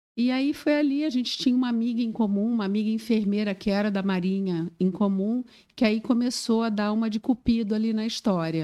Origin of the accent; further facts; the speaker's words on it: Rio de Janeiro, Brazil; moved away as an adult; also born or lived in Florianópolis, Brazil; now in Joinville, Brazil; Eu sou carioca, sou do Rio de Janeiro